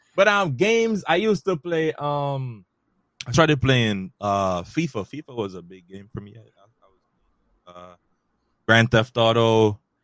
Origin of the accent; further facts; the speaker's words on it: Jamaica; also born or lived in Bronx, New York City; now in New York City, United States; I was born and raised originally in Jamaica, but now mm-hmm. I reside in New York City, in the Bronx